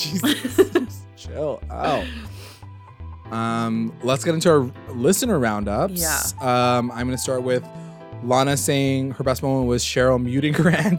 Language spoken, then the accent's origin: English; Canada; Because we're Canadian, yeah.